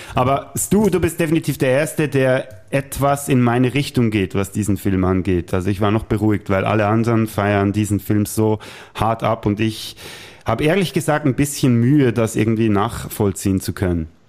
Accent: Bern, Switzerland; wir als Berner

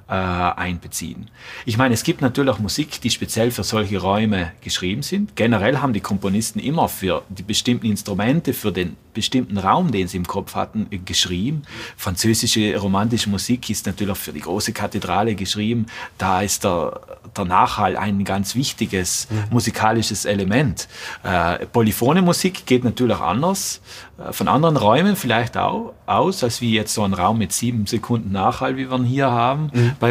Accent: Trentino-Alto Adige, Italy; Ich glaube, erst das war zwölf Jahre und zu dieser Zeit war ich auch bei uns in Südtirol im Jugendchor

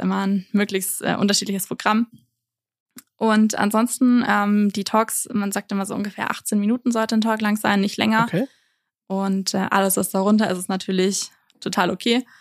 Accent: Nuremberg, Bavaria, Germany; moved away as an adult; now in Innsbruck, Austria; ursprünglich, ich komme aus Nürnberg

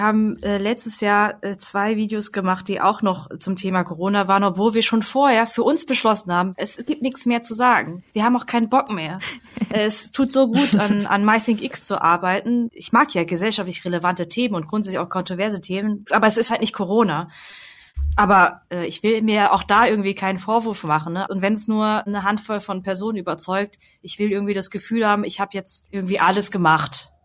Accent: Hemsbach, Baden-Württemberg, Germany; die vierte Ecke ist Hemsbach oder so, wo ich halt zur Schule gegangen bin

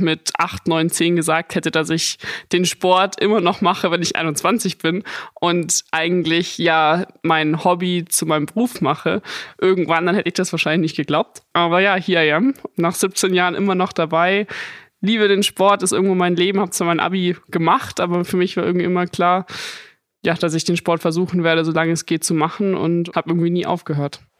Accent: Munich, Bavaria, Germany; bin ja ein Münchner Madel.

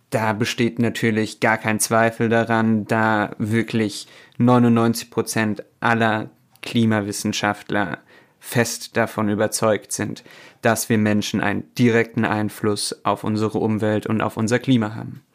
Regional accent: Germany; bei uns in Deutschland

